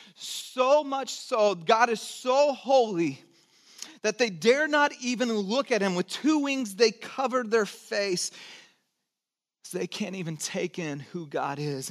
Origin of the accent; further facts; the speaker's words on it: Santa Cruz, California, United States; also born or lived in Texas / Georgia; nine years and then grew up in Santa Cruz and lived in Georgia for three.